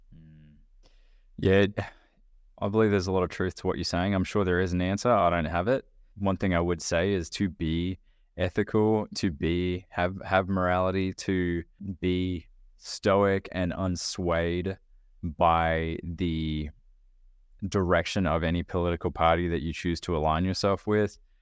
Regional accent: Australia; moved away as an adult; now in United States; when I was living in Australia, I was twenty, I was twenty-five when I moved

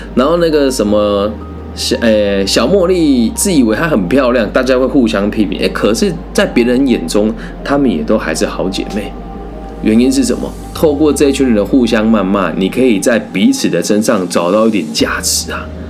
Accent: Taiwan; 我认为我是台湾人，所以我讲汉文很正常嘛

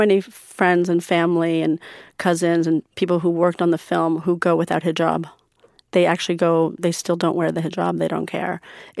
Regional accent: United States; You know, I grew up in America going to Persian school, I grew up as a Muslim, going to the mosque, growing up very spiritual in terms of religion.

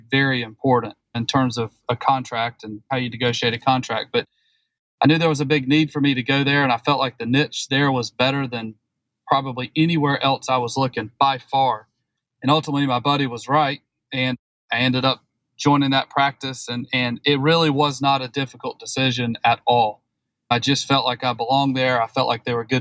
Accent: the Carolinas, United States; Growing up in the Carolinas

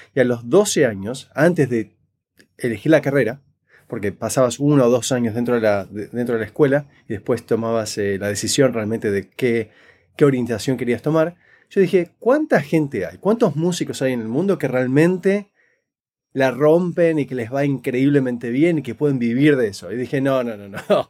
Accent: Buenos Aires, Argentina; now in Canada; nací crecí en Buenos Aires, Argentina

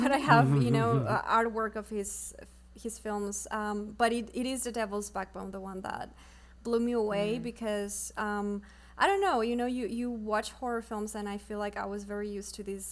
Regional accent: Mexico; first language Spanish; English is a second language; moved away as an adult; now in Los Angeles, United States; I came to film school from Mexico. I moved here in 2014

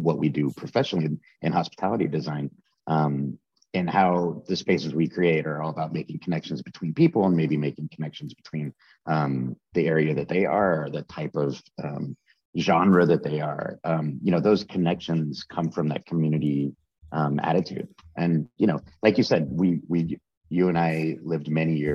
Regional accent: Dallas, Texas, United States; moved away as an adult; now in New York, United States; I grew up in Dallas. My family moved there when I was like 2 years old

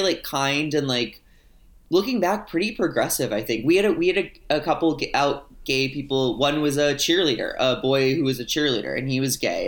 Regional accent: St. Louis, Missouri, United States; I grew up in St. Louis, which is like one of the bigger cities

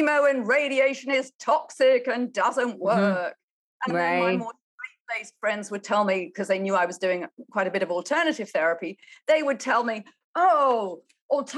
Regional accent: United Kingdom; moved away as an adult; also born or lived in China; now in United States; I'm a Brit.

